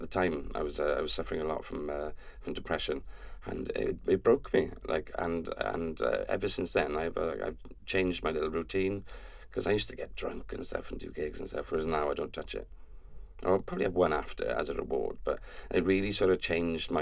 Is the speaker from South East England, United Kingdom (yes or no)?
no; Welsh, Wales, United Kingdom; I'm Welsh